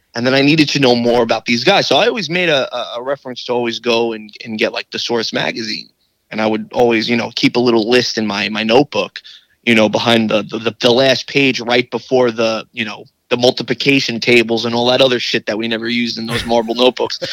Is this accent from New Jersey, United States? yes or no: no; New York City, New York, United States; I'm from Staten Island